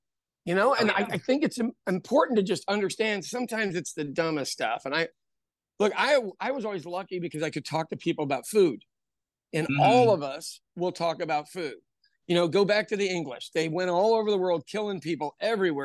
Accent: Ireland; As an Irish person

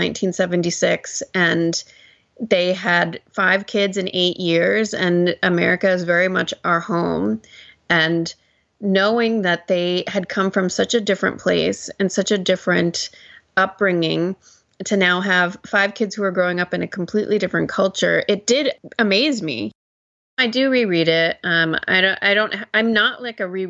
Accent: United States; you and I are both born and raised in the United States

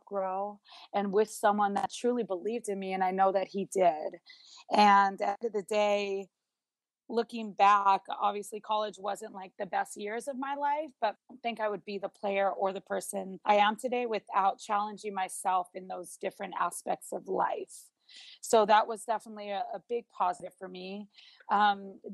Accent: Honolulu, Hawaii, United States; I grew up in Honolulu, Hawaii, which is a huge volleyball state

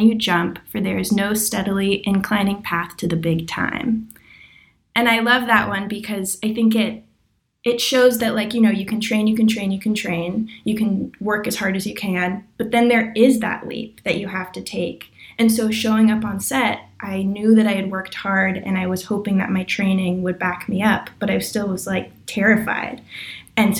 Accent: Los Angeles, California, United States; I'm from Los Angeles and I live here

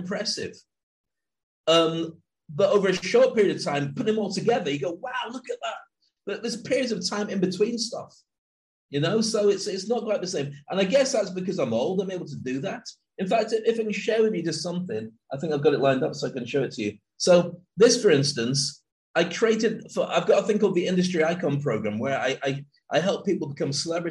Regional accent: Scotland, United Kingdom; I grew up in Scotland

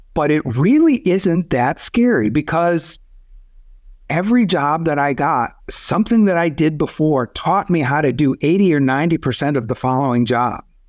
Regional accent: Michigan, United States; moved away as an adult; also born or lived in Arizona; I grew up in Michigan, got married right after Michigan Business School

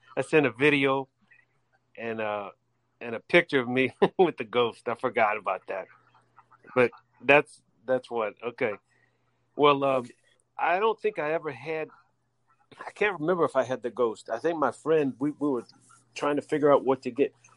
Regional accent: New Orleans, Louisiana, United States; I'm from New Orleans

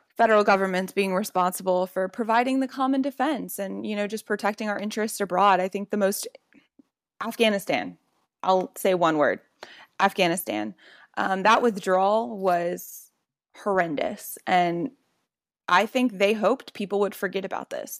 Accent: Louisiana, United States; I grew up in Louisiana

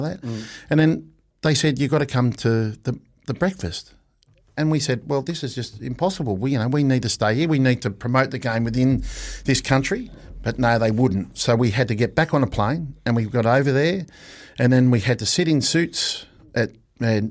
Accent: Australia; now in New Zealand; as an Australian

